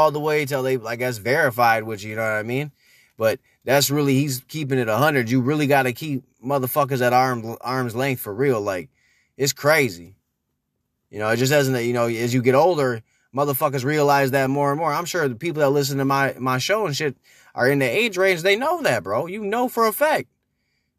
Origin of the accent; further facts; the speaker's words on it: Minneapolis, Minnesota, United States; also born or lived in Brooklyn Park, Minnesota; When I was growing up in Minneapolis and I was growing up in Brooklyn Park